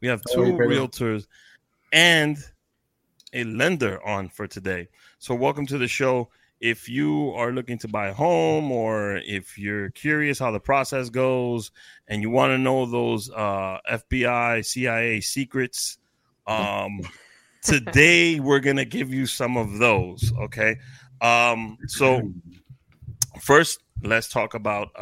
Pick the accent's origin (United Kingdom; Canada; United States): United States; New York City, New York; Growing up in Washington Heights